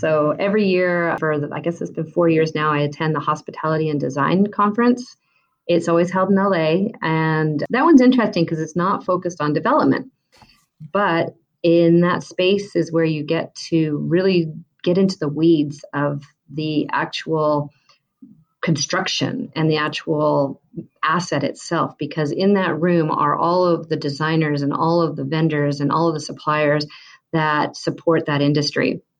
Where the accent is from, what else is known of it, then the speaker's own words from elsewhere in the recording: Vancouver, British Columbia, Canada; And, you know, I came from Vancouver, BC, and I almost saw a similar transition happen there.